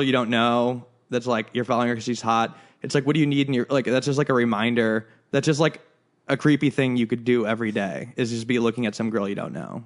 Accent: Chicago, Illinois, United States; moved away; we're from Chicago and it's just, like, a different culture there

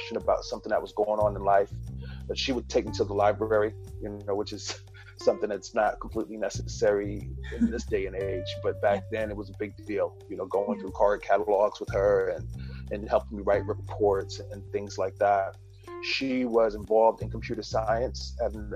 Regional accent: Newark, New Jersey, United States; also born or lived in Baltimore; now in Redondo Beach, United States; I'm from Newark, New Jersey. I lived in Baltimore for about a decade

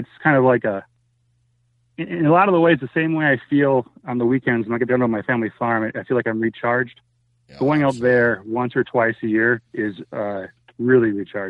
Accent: Minnesota, United States; also born or lived in Spearfish, South Dakota; being the flatlander from Minnesota.

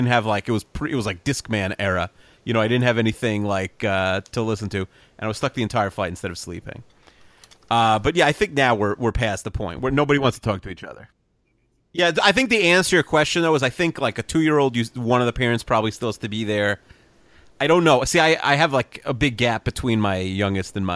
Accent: Five Towns, New York, United States; I grew up in the Five Towns

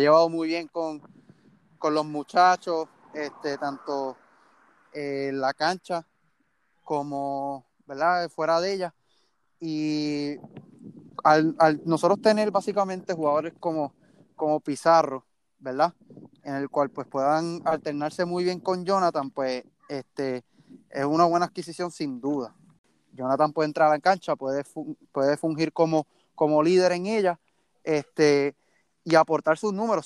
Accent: Mayagüez, Puerto Rico; soy natural de Mayagüez, criado y todavía vivo en, Mayagüez.

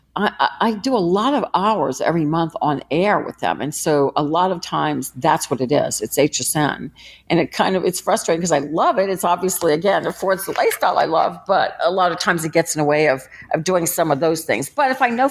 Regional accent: New Orleans, Louisiana, United States; I grew up with someone in New Orleans named Morgus the Magnificent

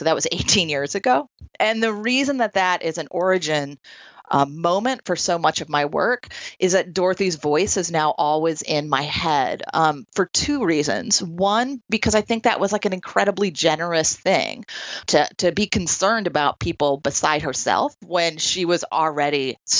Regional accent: Troy, New York, United States; one of the places that I did that work was a residential YWCA here in my hometown of Troy, New York

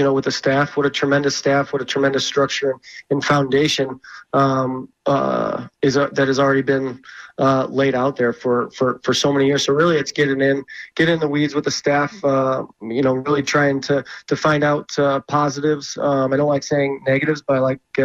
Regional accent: St. Louis, Missouri, United States; born or raised there

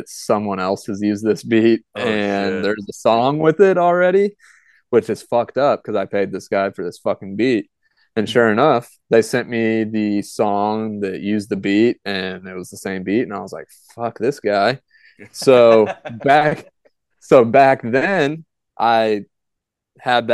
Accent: St. Louis, Missouri, United States; now in Jefferson City, United States; I grew up in St. Louis

